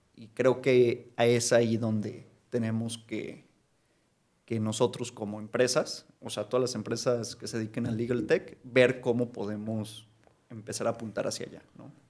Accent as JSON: {"language": "Spanish", "country": "Mexico", "said": "como mexicanos"}